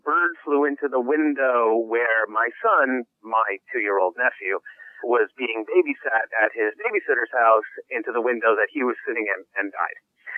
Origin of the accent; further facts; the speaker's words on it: New York, United States; moved away as an adult; now in Los Angeles, United States; I'm a New Yorker by trade. Moved out to Los Angeles 4 years ago